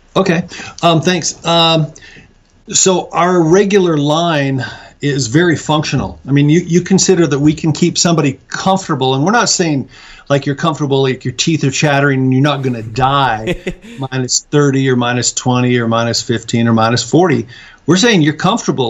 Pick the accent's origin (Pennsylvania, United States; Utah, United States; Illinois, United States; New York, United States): Utah, United States; Salt Lake City; moved away as an adult; now in Mount Pleasant, United States; I was originally from Salt Lake